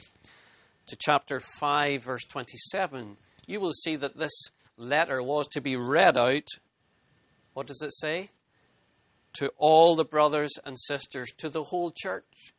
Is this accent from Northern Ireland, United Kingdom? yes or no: yes; Northern Ireland, United Kingdom; as a boy growing up in Northern Ireland